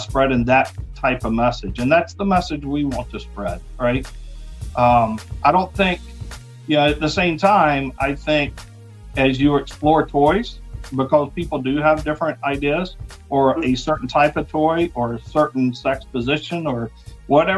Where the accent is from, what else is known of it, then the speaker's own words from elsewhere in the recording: the South, United States; I'm from the South, the Bible Belt